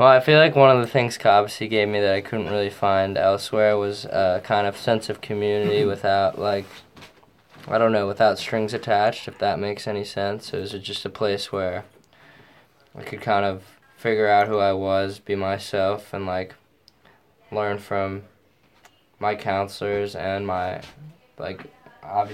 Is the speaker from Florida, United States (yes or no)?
no; New York City, New York, United States; I'm from New York City